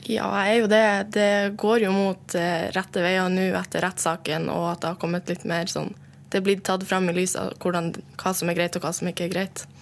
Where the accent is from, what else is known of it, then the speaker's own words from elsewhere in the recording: Norway; Og hvis jeg da drar til Oslo, så er det ingen som legger et merke til at jeg er same.